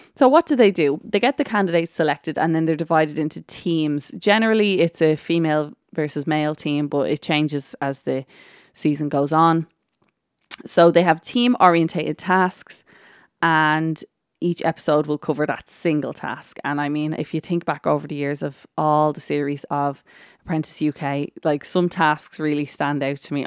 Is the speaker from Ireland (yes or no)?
yes; Ireland; I am Irish